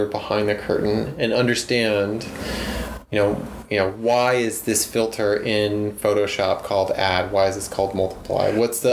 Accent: Lompoc, California, United States; moved away as an adult; also born or lived in Arizona / New Hampshire; I went to a junior college in Lompoc, which is my hometown

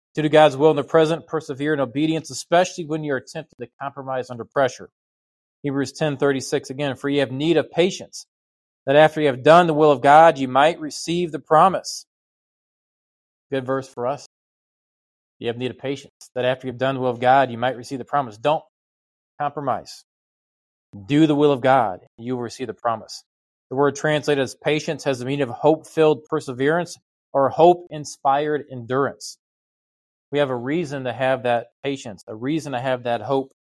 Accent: United States; as an American

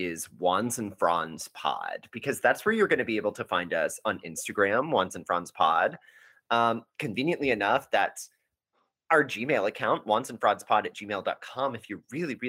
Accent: Texas, United States; we're from Texas

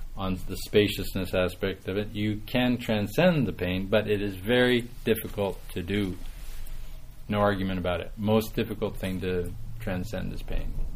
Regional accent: Saskatchewan, Canada; moved away; I'm from Saskatchewan originally

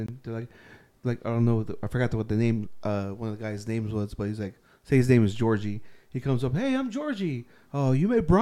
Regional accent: Riverside, California, United States; I'm from Riverside

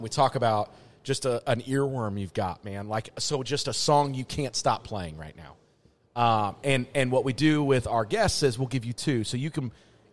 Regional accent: Indianapolis, Indiana, United States; I grew up in Indy

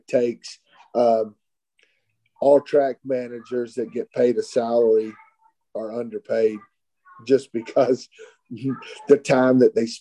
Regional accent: Texas, United States; I'm from Texas

